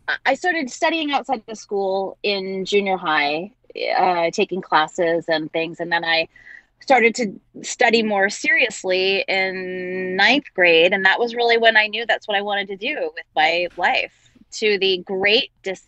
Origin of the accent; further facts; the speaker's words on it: Long Island, New York, United States; And I grew up on Long Island, and so I would take the train into the city to go to auditions.